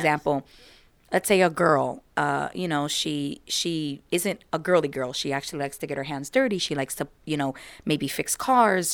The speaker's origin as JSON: {"language": "English", "country": "United States", "tie": "born or raised there", "said": "I am American, so I was born and raised here in America"}